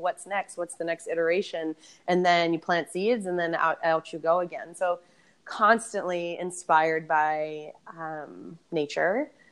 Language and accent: English; Boston, Massachusetts, United States; I'm from Boston